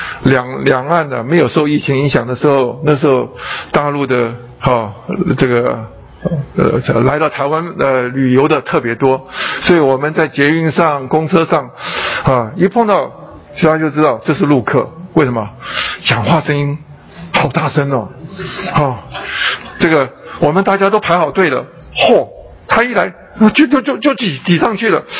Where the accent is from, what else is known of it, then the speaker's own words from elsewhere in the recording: China; 我们吃饭，中国人吃饭，哎，我们是用筷子